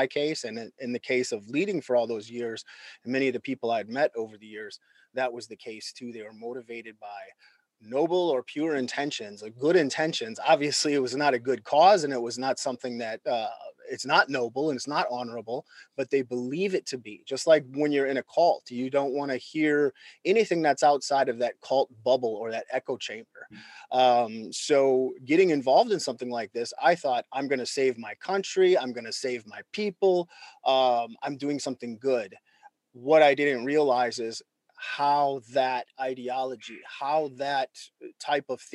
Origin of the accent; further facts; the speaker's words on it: rural Minnesota, United States; I grew up in rural Minnesota in the United States.